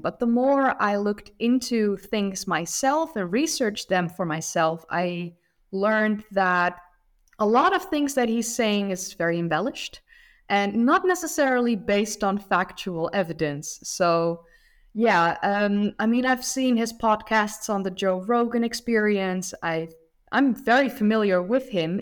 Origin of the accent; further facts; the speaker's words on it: Netherlands; I'm from the Netherlands